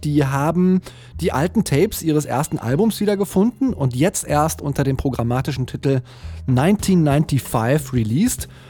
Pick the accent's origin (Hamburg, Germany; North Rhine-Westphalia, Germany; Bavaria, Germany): North Rhine-Westphalia, Germany; near Cologne; Ich habe ein paar Jahre in Köln gelebt. Ich bin auch in der Nähe aufgewachsen